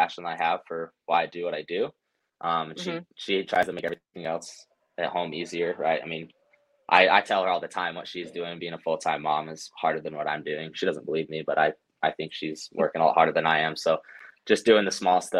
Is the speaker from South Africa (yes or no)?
no; Cedar City, Utah, United States; I'm from Cedar City, so that's actually where I was born and raised. And then I've just moved up to the northern part of Utah.